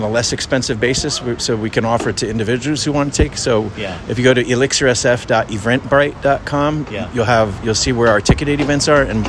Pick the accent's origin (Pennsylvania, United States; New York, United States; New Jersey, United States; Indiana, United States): New Jersey, United States; now in San Francisco, United States; I'm from New Jersey, and so I get a lot of East Coasters come